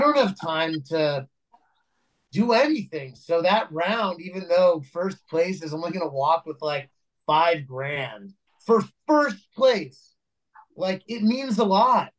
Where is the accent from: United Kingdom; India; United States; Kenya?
United States; Los Angeles, California; also born or lived in New York; I was actually born